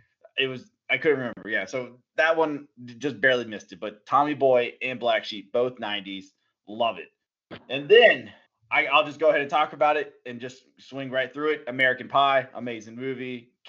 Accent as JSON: {"language": "English", "country": "Germany", "tie": "born or raised there", "said": "That was one of the movies we watched and talked about all the time in Germany when I grew up in Germany."}